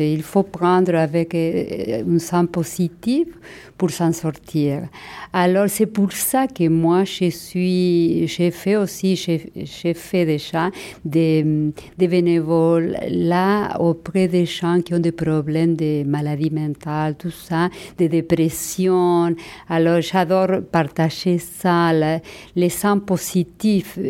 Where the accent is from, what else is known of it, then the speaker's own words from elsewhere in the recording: Argentina; accent: Argentine; first language Spanish; French is a second language; moved away as an adult; now in Montreal, Canada; mon accent argentin, c'est ma fierté